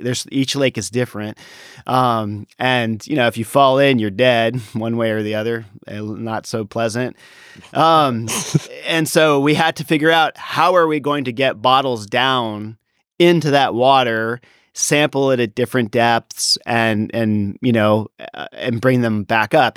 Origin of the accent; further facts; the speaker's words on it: Washington, District of Columbia, United States; now in Davis, United States; I grew up in the Washington, D C area